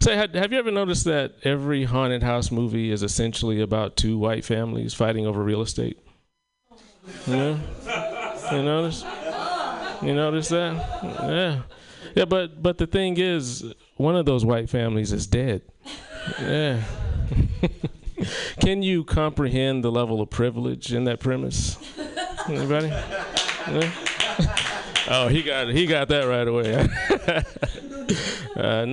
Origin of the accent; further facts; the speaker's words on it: South Carolina, United States; moved away; in my hometown of South Carolina